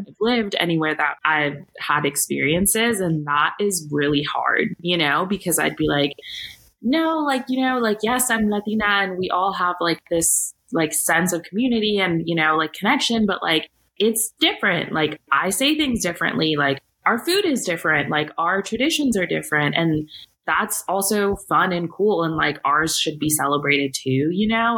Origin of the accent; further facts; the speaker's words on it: San Francisco, California, United States; I grew up in San Francisco slash the Bay Area